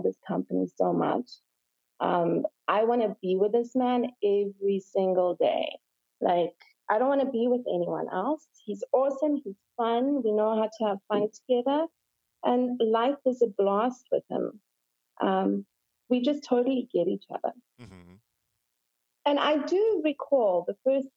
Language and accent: English; South Africa; moved away as an adult; now in Toronto, Canada; I'm South African, and I moved to Toronto about 10 years ago.